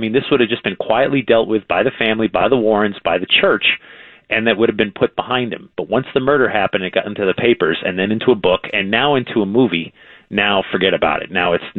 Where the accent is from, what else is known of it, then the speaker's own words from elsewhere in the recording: Newtown, Connecticut, United States; I grew up in Newtown, Connecticut, which is where this whole haunting started.